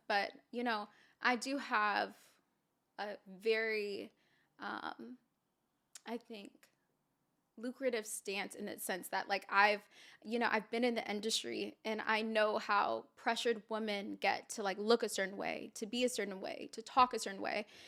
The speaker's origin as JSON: {"language": "English", "town": "Santa Clarita", "region": "California", "country": "United States", "also_born_or_lived": "Houston, Texas", "said": "I'm originally from here. I'm from Santa Clarita, California"}